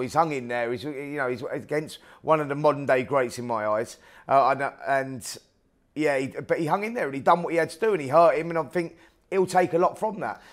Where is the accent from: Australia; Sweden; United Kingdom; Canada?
United Kingdom; British fight fans over here